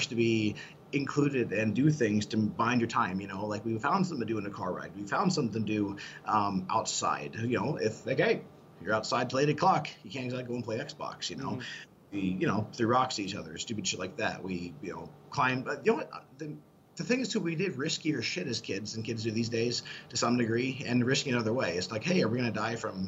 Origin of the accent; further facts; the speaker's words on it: Midwest, United States; growing up in the Midwest